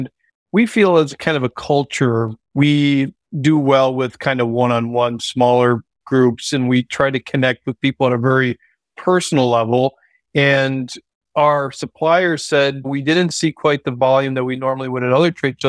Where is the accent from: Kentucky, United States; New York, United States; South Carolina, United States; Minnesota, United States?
Kentucky, United States; I'm from Kentucky, this person's from Ohio.